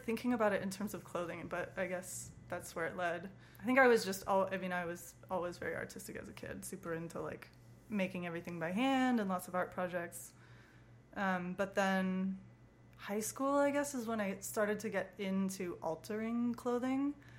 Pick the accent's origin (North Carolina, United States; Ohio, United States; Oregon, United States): Oregon, United States; Portland; moved away as an adult; also born or lived in Missoula; I was born in Portland, Oregon.